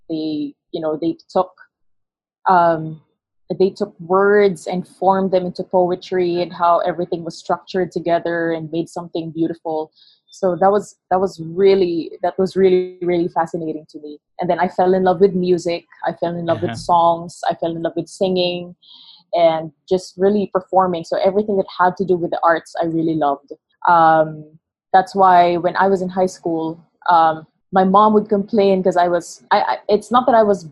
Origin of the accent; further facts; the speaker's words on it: Negros Occidental, Western Visayas, Philippines; first language Hiligaynon; English is a second language; now in Quezon City, Philippines; I was born here in Quezon City, but I spent most of my childhood in Negros Occidental.